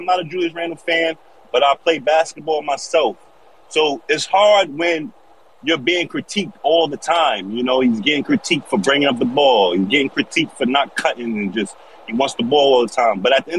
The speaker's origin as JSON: {"language": "English", "region": "New York", "country": "United States", "said": "Yeah, I'm from New York, guys"}